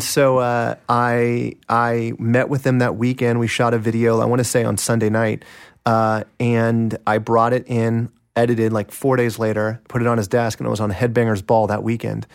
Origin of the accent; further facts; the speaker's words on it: Kansas City, Kansas, United States; Kansas City, uh, in Kansas, on the Kansas side of Kansas City